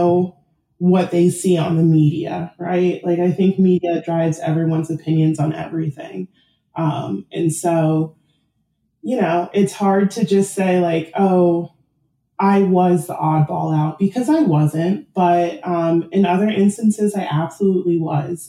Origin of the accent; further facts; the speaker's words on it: San Diego, California, United States; I grew up in San Diego, which is a purple city